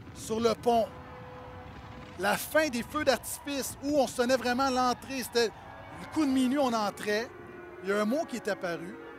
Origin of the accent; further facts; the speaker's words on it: Montreal, Quebec, Canada; j'ai grandi à Montréal-Nord